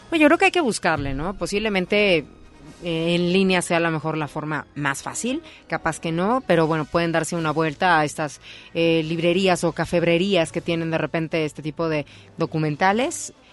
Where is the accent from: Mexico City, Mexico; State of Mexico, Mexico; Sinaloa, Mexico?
State of Mexico, Mexico; Naucalpan; desde mi pueblo, Naucalpan, bueno, ahí cerca